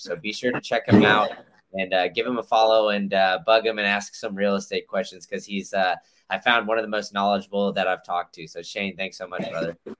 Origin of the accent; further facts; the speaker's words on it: Austin, Texas, United States; also born or lived in Memphis; now in Tampa, United States; I I grew up in Austin and uh, I went to school in Memphis and then now I'm here